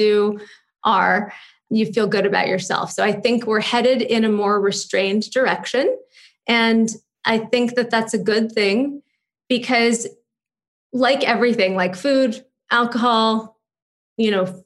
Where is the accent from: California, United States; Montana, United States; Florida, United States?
California, United States; Los Angeles; now in New York, United States; I grew up in Malibu and Santa Monica